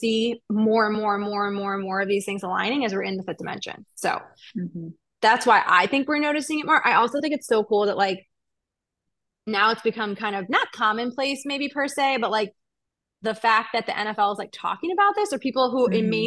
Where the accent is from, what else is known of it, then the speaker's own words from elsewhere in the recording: Cleveland, Ohio, United States; moved away; I'm from Cleveland originally